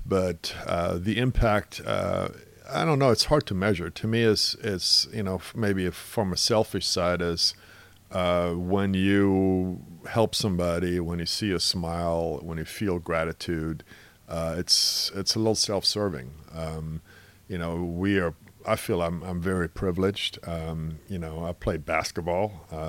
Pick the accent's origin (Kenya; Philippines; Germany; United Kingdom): Germany; now in Seattle, United States; obviously, I came over here from Germany, played in the state as a high school student, went to college in Seattle